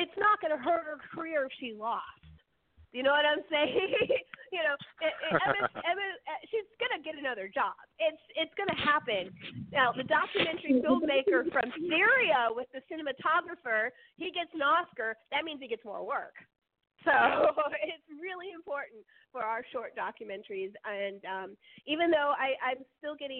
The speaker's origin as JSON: {"language": "English", "area": "Bay Area", "region": "California", "country": "United States", "tie": "born or raised there", "said": "growing up in the Bay Area, in L.A. in particular"}